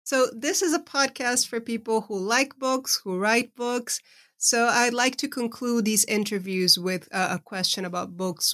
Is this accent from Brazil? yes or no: yes; Brazil; moved away; I was raised in Brazil, but I've been living, uh, over half of my life, uh, outside of the country I was born